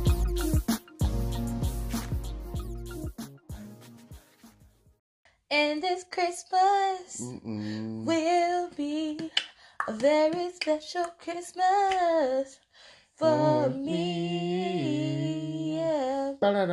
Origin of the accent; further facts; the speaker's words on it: Tennessee, United States; I'm from Tennessee